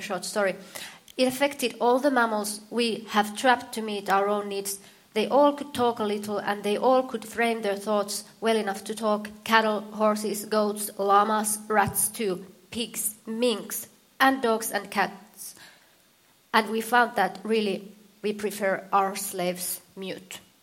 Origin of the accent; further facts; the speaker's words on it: Finland; I'm from Finland.